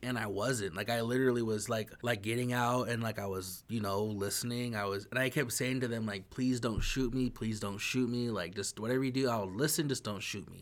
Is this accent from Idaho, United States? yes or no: yes; northern Idaho, United States; I'm from the northern part of Idaho